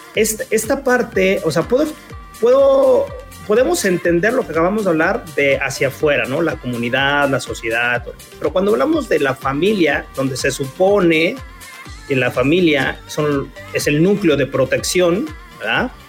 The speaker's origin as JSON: {"language": "Spanish", "region": "Puebla", "country": "Mexico", "tie": "born or raised there", "moved": "yes", "lives_now": "Puerto Vallarta, Mexico", "said": "yo me acuerdo donde yo crecí, yo soy de Puebla y donde yo crecí eran barrios en ese entonces."}